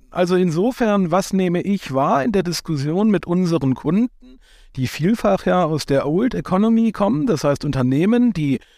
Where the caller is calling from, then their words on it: Hamburg, Germany; Äh, ich bin aus Hamburg zugeschaltet